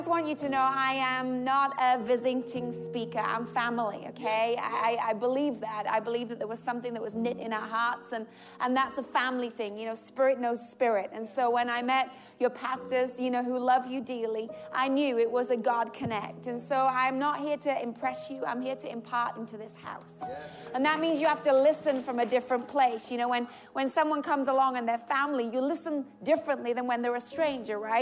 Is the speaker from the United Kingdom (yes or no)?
yes; England, United Kingdom; I'm English.